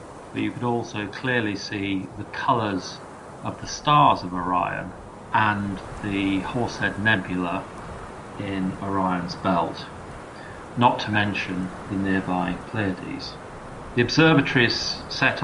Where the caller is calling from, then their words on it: London, United Kingdom; I'm calling in from London